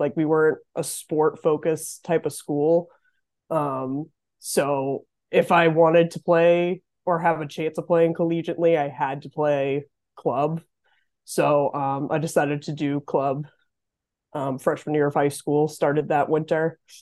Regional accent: Massachusetts, United States; moved away as an adult; now in Potsdam, United States; I'm originally from Massachusetts. Um, I grew up in a really tiny town about an hour west of Boston

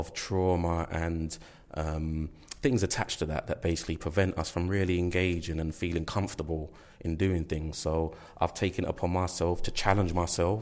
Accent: London, United Kingdom; I come from East London, and I've grown up around, you know, in my community

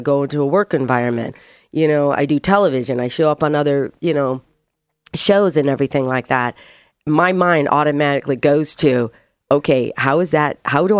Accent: Michigan, United States; Born and raised in Michigan, so I'm a Great Lakes Midwest Michigan strong girl.

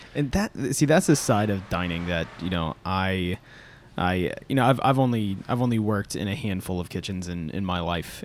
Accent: Florida, United States; also born or lived in Kansas / North Carolina; now in Atlanta, United States; I was born in Kansas, and then we moved to Florida when I was five.

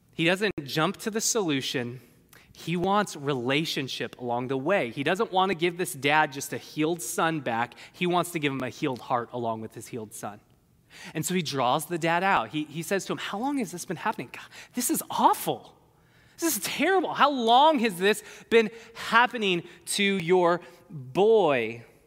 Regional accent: California, United States; I'm a Californian.

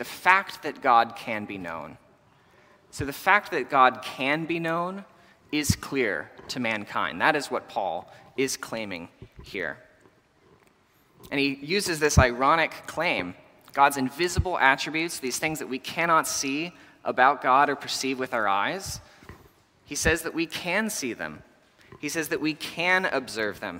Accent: Texas, United States; I grew up in Texas, where in the summer we have really intense thunderstorms

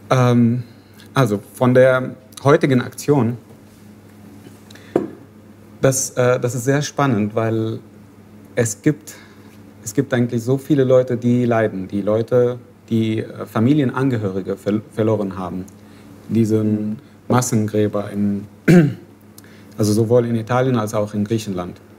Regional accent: Syria; German is a second language; moved away as an adult; now in Berlin, Germany; ich komme aus Syrien. Ich bin neu in Berlin relativ, so seit zweieinhalb Jahren.

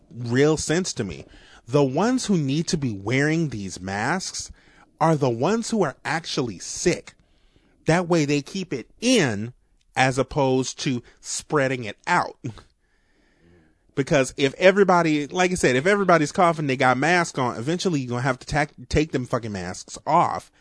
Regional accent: New Orleans, Louisiana, United States; accent: New Orleans; my New Orleans accent

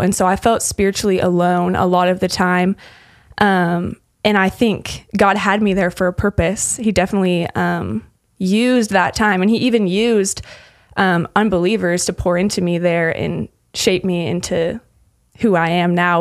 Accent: Lincoln, Nebraska, United States; moved away as an adult; also born or lived in Utah / Texas; I'm from Lincoln, Nebraska originally, um, and I grew up um, doing FCA at my school. So, junior high through high school

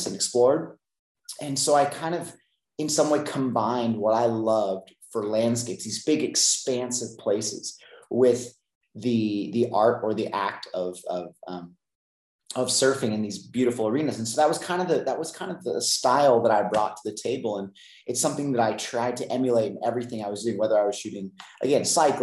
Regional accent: San Luis Obispo, California, United States; I grew up in Central California, San Luis Obispo area

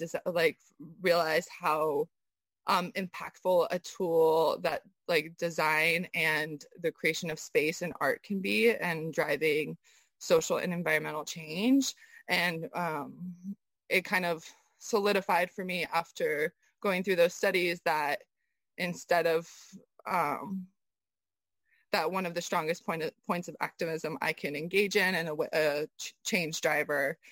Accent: Southern California, United States; also born or lived in Almaty, Kazakhstan; most of my childhood was in Southern California, and I grew up, near the ocean there.

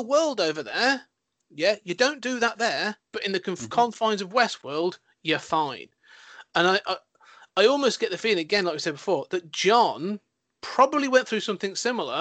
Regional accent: United Kingdom; my British conservatism, my British repression

